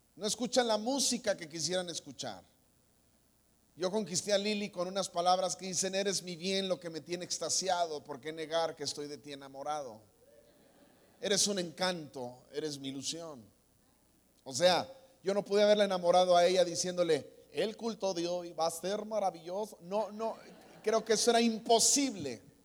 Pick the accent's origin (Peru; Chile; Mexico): Mexico; Guadalajara, Jalisco; moved away; Yo soy de Guadalajara, aquí nací, aquí tengo familia